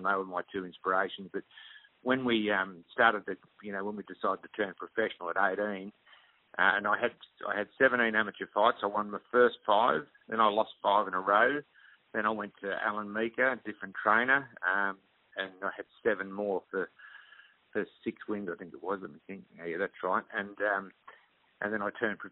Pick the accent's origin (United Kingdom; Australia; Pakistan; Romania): Australia; Melbourne, Victoria; also born or lived in Hamilton, Victoria / Williamstown, Victoria; we moved from Hamilton to Glenburbie, which is Essendon, right next to Essendon